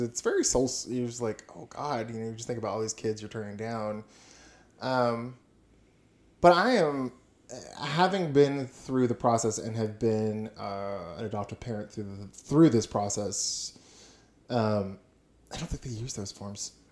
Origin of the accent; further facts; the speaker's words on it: Houston, Texas, United States; also born or lived in Austin, Texas; now in Huntsville, United States; I grew up in Houston and Austin